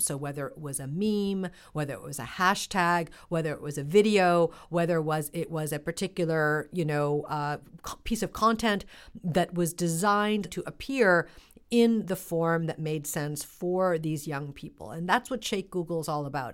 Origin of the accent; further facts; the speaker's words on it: United States; as somebody who grew up, uh, in this country in the nineteen seventies and nineteen eighties